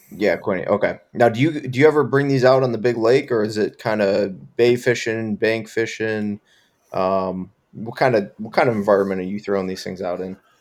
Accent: Buffalo, New York, United States; I'm from Buffalo

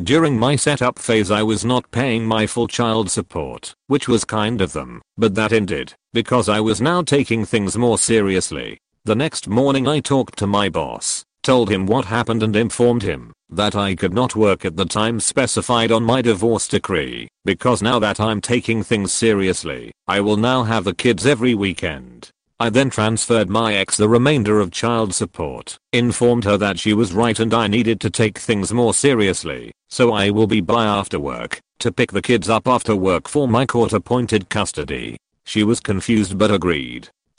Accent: Illinois, United States; My ex and I met in my home state of Illinois.

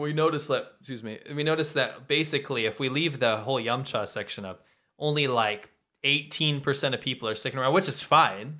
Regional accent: United States; moved away; in my native country, in my home country

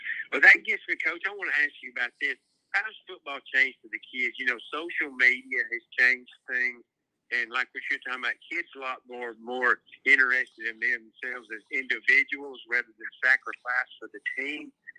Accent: Chattanooga, Tennessee, United States; when I grew up in Chattanooga, 2 years when I played Pee Wee football, I got to play at Raymond James Stadium.

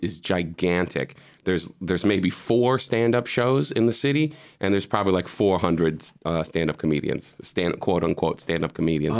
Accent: Chicago, Illinois, United States; moved away as an adult; also born or lived in Boston; now in Amsterdam, Netherlands; I was doing improv in Chicago. I'm from Chicago, and Chicago is the huge improv city

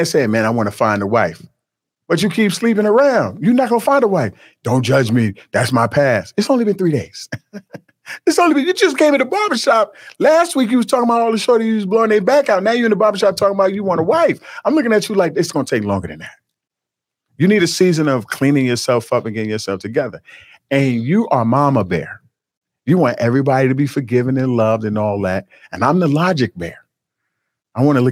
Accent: United States; I'm still American, even though my family is from Jamaica, Nigeria

